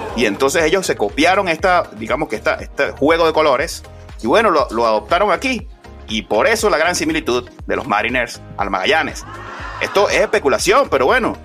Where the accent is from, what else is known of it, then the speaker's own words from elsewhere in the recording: Venezuela; uno como venezolano